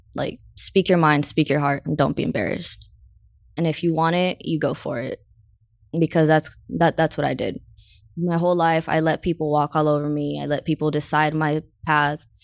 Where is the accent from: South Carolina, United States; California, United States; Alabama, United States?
California, United States; San Diego; I grew up in Southeast San Diego, so, uh, Skyline, Skyline area.